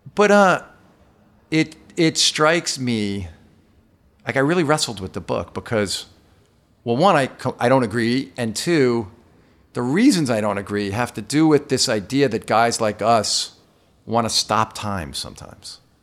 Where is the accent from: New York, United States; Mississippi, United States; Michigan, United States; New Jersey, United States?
New York, United States; I'm from New York